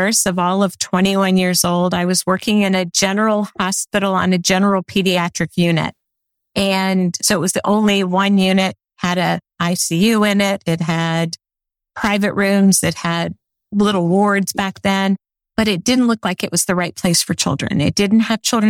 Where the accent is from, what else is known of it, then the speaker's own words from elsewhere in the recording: St. Petersburg, Florida, United States; also born or lived in Detroit, Michigan; I actually was born in Detroit, but my parents moved me to Florida when I was 3. So I consider myself a Florida girl